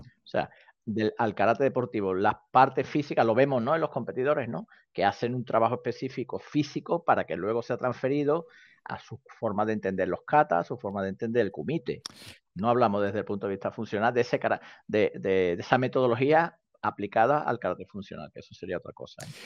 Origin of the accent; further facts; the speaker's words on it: Seville, Andalusia, Spain; soy sevillano, sevillano